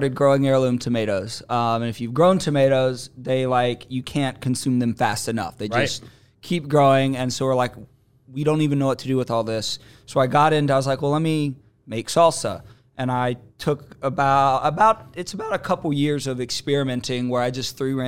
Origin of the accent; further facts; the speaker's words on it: Knoxville, Tennessee, United States; moved away as an adult; also born or lived in Nashville; I am from Nashville. Well, originally Knoxville